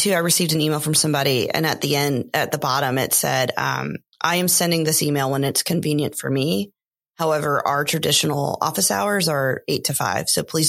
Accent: Aiken, South Carolina, United States; I grew up in Aiken.

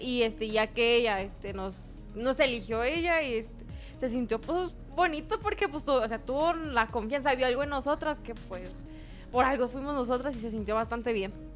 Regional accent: Pinal de Amoles, Querétaro, Mexico; yo soy de Pinal de Amoles. Mi municipio se llama Pinal de Amoles y mi comunidad se llama San Pedro el Viejo

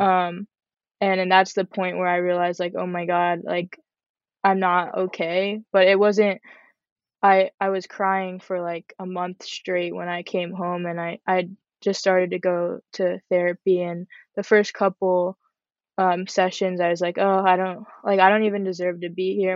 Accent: Parkland, Florida, United States; also born or lived in Boca Raton, Florida; I'm from Parkland, Florida. I was born in Boca Raton

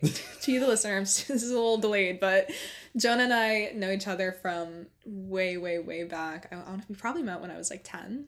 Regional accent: Lewiston, New York, United States; also born or lived in Los Angeles; now in Buffalo, United States; growing up in Lewiston, which is a small town north of Buffalo

